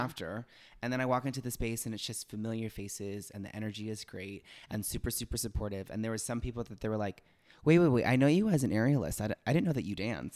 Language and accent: English; Los Angeles, California, United States; moved away; I'm originally from Los Angeles